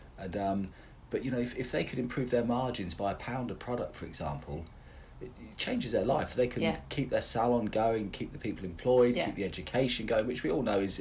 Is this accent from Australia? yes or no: no; United Kingdom; We're British hairdressers